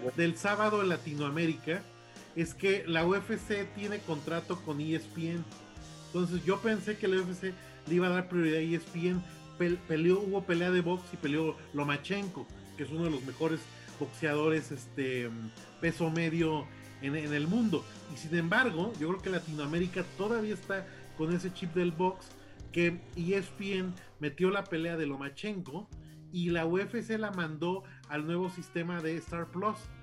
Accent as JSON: {"language": "Spanish", "country": "Mexico"}